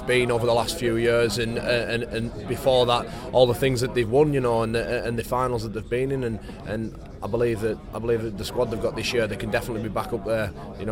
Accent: Whitehaven, North West England, United Kingdom; moved away as an adult; also born or lived in Leeds; now in St Helens, United Kingdom; I'm from Cumbria and Whitehaven especially

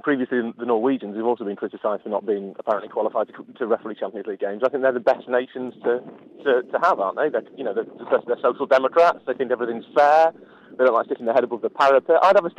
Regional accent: Yorkshire and the Humber, United Kingdom; I'm from Yorkshire.

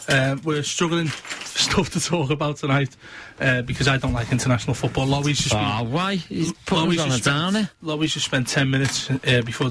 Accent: England, United Kingdom; I'm English

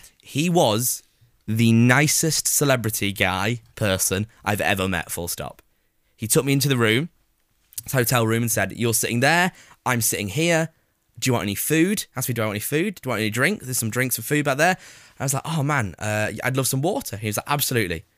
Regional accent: Preston, North West England, United Kingdom; also born or lived in Cheshire; I'm from Preston, but my family all live in Cheshire

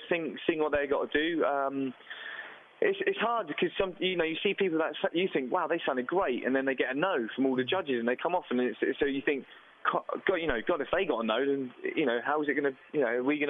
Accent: Southampton, South East England, United Kingdom; We're all from Southampton.

